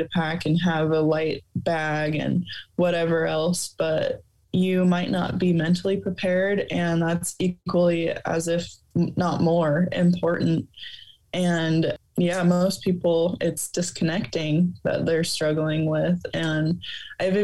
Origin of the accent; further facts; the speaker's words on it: Sandhills, Nebraska, United States; I also grew up out in the Sandhills